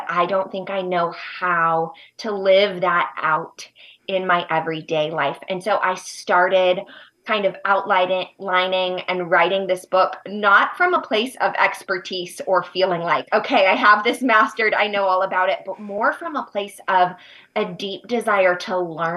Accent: United States; moved away as an adult; also born or lived in Uganda; I was moving to my home country

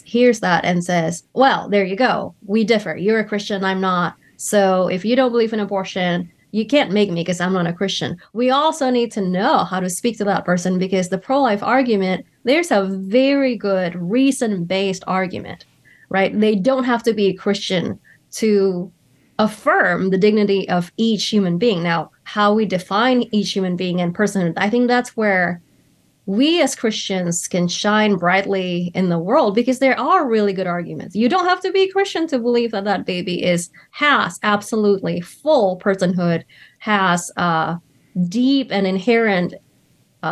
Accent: California, United States; in my home state in California

